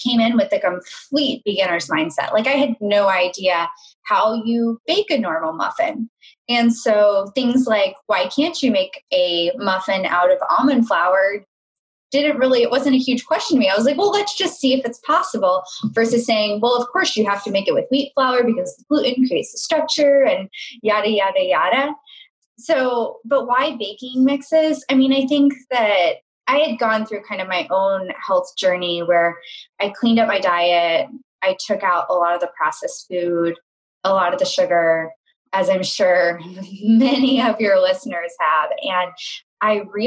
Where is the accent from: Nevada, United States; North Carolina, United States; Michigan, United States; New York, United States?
North Carolina, United States; Charlotte; moved away as an adult; also born or lived in Chicago; I grew up in Charlotte, North Carolina.